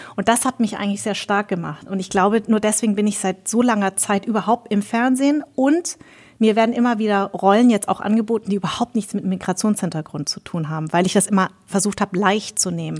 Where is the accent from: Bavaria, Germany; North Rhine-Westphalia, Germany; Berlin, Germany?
Bavaria, Germany; Munich; also born or lived in Darmstadt; ich bin ja in München groß geworden